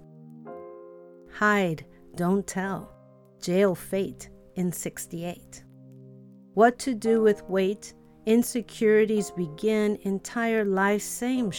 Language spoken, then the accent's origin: English; Chicago, Illinois, United States; the tenement where I grew up in Chicago.